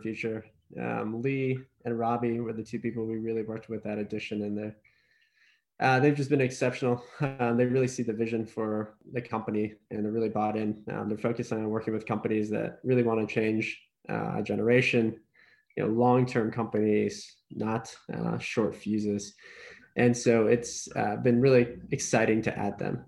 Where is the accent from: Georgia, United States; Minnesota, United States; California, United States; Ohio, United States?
Ohio, United States; grew up in Ohio, was born and raised in Ohio.